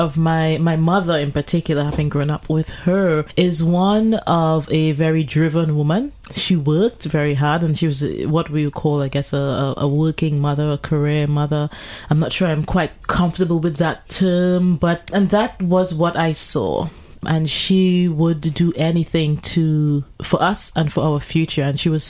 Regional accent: Trinidad & Tobago; I have had my challenges growing up in Trinidad and Tobago.

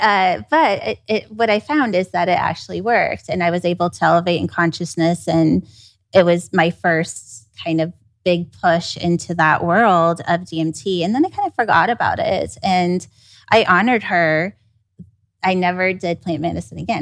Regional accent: Kansas City, United States; I grew up in Kansas City

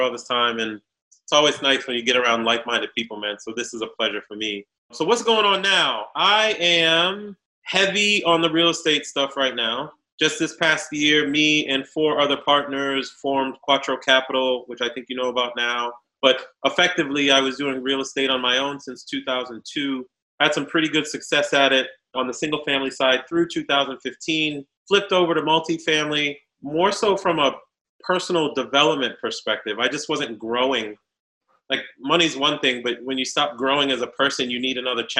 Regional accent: Boston, Massachusetts, United States; moved away as an adult; also born or lived in New York / Haiti (family) / Virginia; I was born in New York, raised in Boston

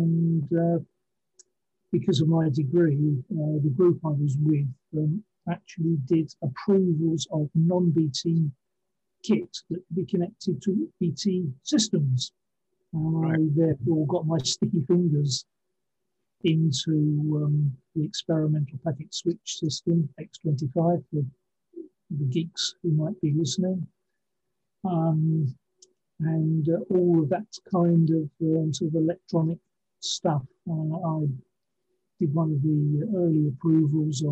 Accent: Henfield, South East England, United Kingdom; also born or lived in Brighton; now in Ipswich, United Kingdom; eventually settled just outside of Brighton, a village called Henfield, and just before I was five. So then I was sort of brought up in the Henfield village

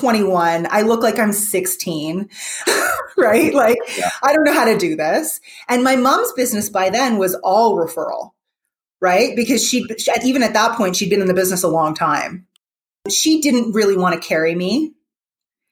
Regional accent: Toronto, Ontario, Canada; I grew up in Toronto

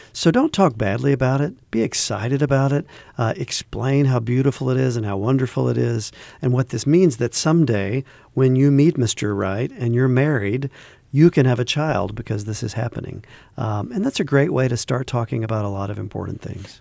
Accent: the South, United States; I grew up in the South

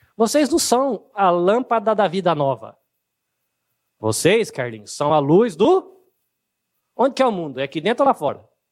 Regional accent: Brazil

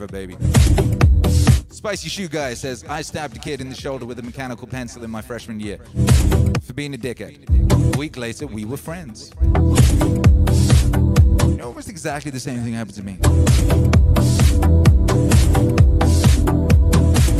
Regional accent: Wales, United Kingdom; I grew up in Wales

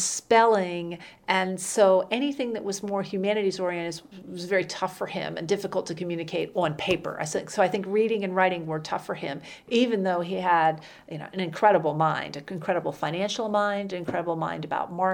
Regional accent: rural northwestern New Jersey, United States; moved away as an adult; also born or lived in Indonesia; now in Winston-Salem, United States; I'm always quick to tell people I was born in the northwestern part of the state

